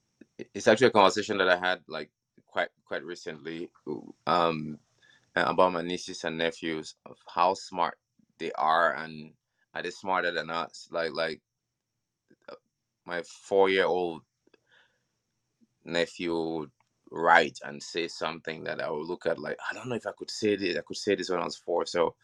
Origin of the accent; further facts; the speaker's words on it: Cameroon; born there; I grew up, I was born in Cameroon, and we had the chance to live in several different nations.